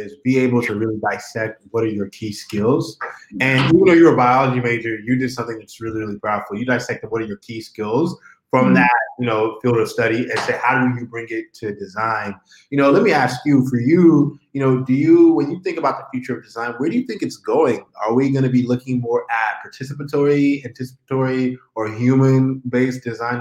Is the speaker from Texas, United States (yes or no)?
yes; Houston, Texas, United States; I'm actually from Houston, Texas. So much love to Texas. That is the home state